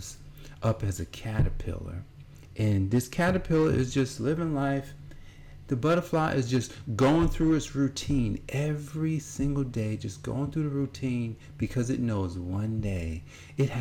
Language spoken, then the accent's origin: English; Newark, New Jersey, United States; I grew up in New Jersey, at Newark, New Jersey